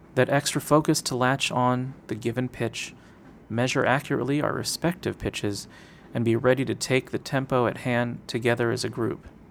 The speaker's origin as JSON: {"language": "English", "town": "Seattle", "region": "Washington", "country": "United States", "tie": "born or raised there", "said": "I grew up in Seattle, singing in the Northwest Boy Choir"}